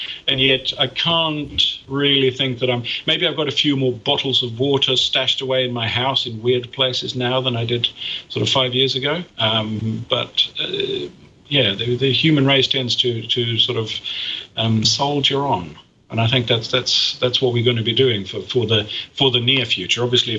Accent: Sweden; When I grew up in Sweden, we had a referendum about nuclear power in Sweden

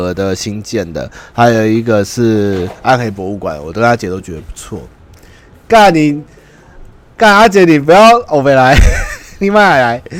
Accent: Taiwan; 都是我们台湾人的历史共业

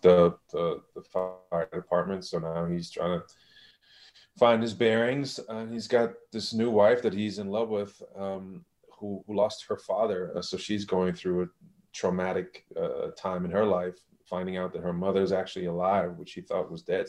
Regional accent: Germany; moved away; I'm from Germany

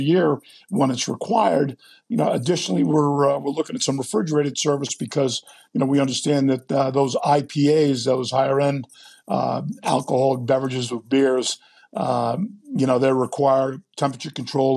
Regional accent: Rhode Island, United States; I'm originally from Rhode Island

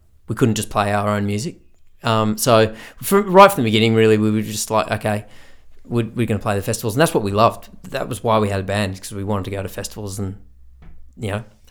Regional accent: Australia; also born or lived in Ireland; an Aussie who played Irish music

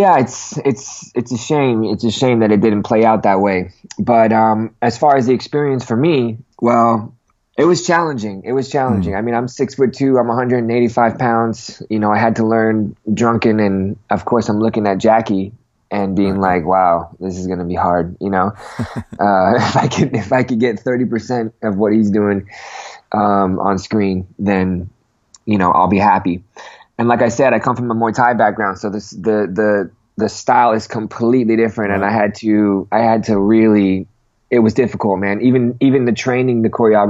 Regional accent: Manchester, North West England, United Kingdom; moved away; I was born in Manchester, born and raised in Manchester

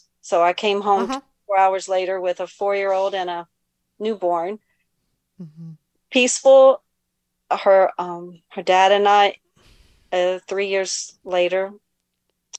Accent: the South, United States; moved away as an adult; now in Maryland, United States; I'm from the South

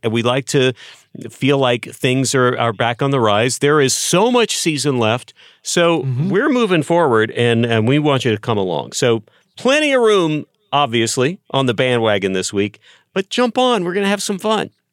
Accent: Texas, United States; I grew up in Texas.

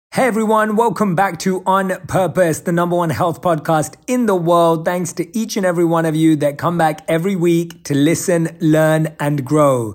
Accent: London, United Kingdom; So I was born and raised in London as a normal Indian kid.

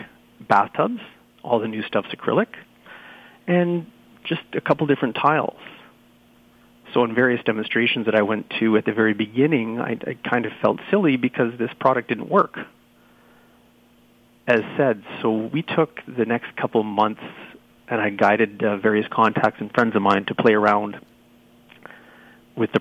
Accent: Sudbury, Ontario, Canada; also born or lived in Toronto, Canada; I moved back to my hometown, which is up here

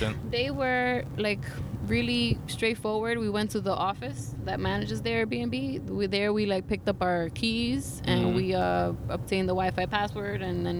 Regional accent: New York City, New York, United States; I guess because I'm from New York

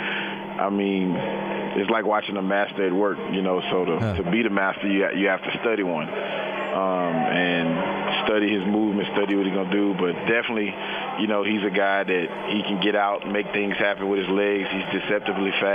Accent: Louisiana, United States; moved away as an adult; also born or lived in Pittsburgh; now in Seattle, United States; I'm from Louisiana, so I've been in the heat all of my life

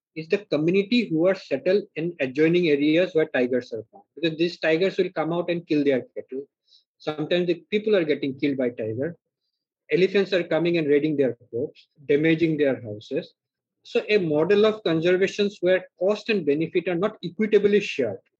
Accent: Arunachal Pradesh, India; also born or lived in Northeast India; My childhood I spent really in the wilderness in Arunachal Pradesh

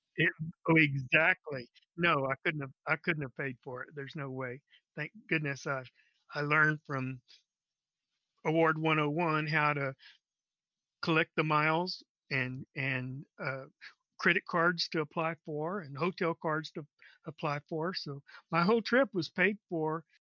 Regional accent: Texas, United States

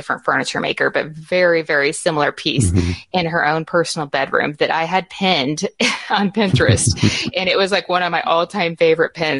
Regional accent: Garland, Texas, United States; also born or lived in Rockwall, Texas; I was born and raised here in Texas. I grew up in Garland, which is close

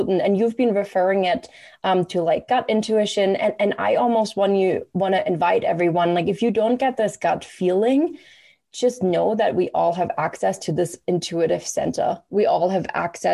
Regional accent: Germany; moved away as an adult; now in Canada; I have lived the same amount of time in Canada than I did growing up in Germany

